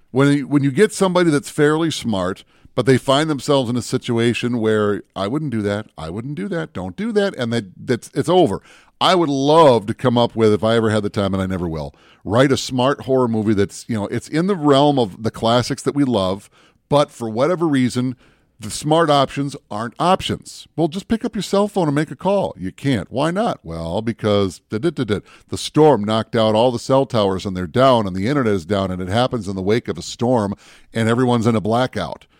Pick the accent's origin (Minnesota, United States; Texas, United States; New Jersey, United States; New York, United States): Minnesota, United States; Minneapolis; also born or lived in Bemidji, Minnesota; I grew up in the Twin Cities